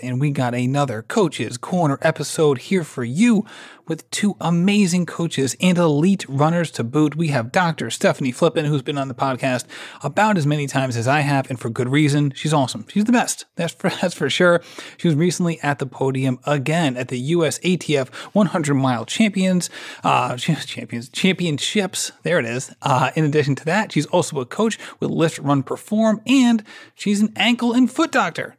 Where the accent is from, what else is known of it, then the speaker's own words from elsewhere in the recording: Rhode Island, United States; I'm from Rhode Island